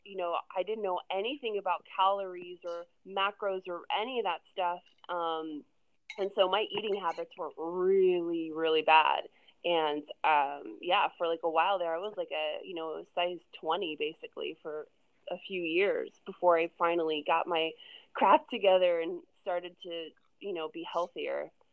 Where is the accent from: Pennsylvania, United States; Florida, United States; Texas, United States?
Florida, United States; Orlando; moved away as an adult; now in California, United States; I'm from Florida originally. I grew up in Orlando, actually just outside Orlando, and I moved to California about eight and a half years ago